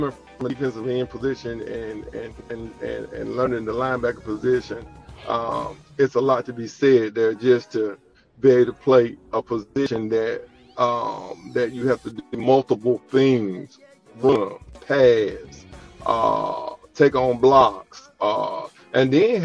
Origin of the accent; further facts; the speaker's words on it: Bassfield, Mississippi, United States; growing up in a small town of Bassfield